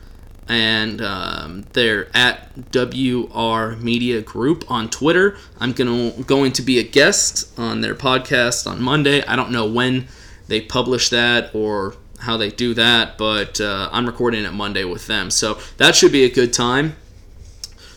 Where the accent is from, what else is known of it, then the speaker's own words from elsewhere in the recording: Texas, United States; I'm a Texan